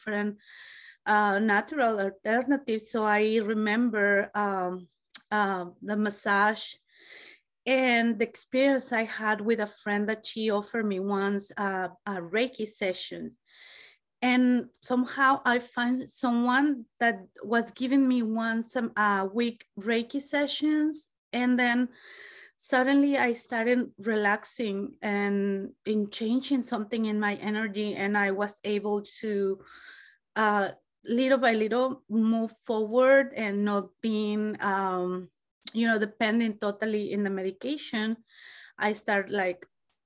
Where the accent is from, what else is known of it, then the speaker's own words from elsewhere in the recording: Mexico; English is a second language; moved away as an adult; now in United States; I'm originally from Mexico. I have been here in the United States for 20 years.